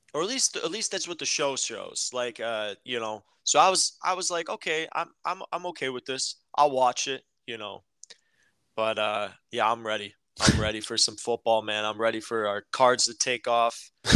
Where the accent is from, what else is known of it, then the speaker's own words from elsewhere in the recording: Chicago, Illinois, United States; we're from Chicago